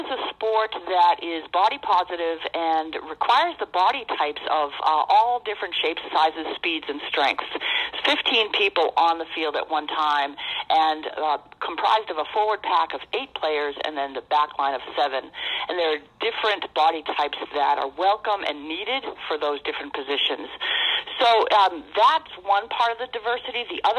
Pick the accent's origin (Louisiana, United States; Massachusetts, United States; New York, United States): Massachusetts, United States; moved away as an adult; now in Maine, United States; I grew up in Massachusetts and then went to college in Maine